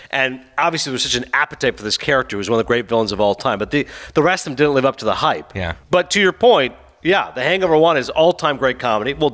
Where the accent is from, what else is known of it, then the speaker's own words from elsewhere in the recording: New Jersey, United States; It's this little show about an Egyptian family growing up in North Jersey. It's how I grew up.